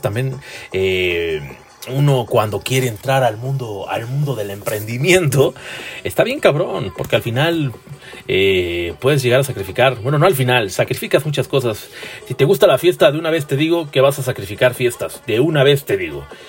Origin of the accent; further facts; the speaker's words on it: Tlalnepantla de Baz, State of Mexico, Mexico; Yo soy del municipio de Tlalnepantla de Bras, un municipio muy chiquichisis y muy chiquistrastas.